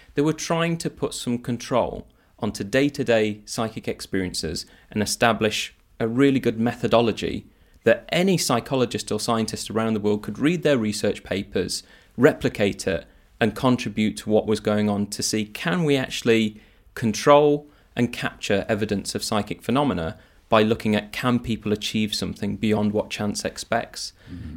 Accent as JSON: {"language": "English", "town": "Nottingham", "region": "East Midlands", "country": "United Kingdom", "tie": "born or raised there", "said": "growing up in Nottingham"}